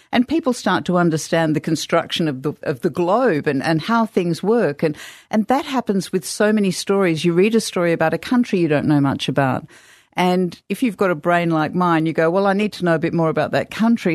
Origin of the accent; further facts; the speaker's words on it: Australia; also born or lived in England; I was born in England, but I grew up in Australia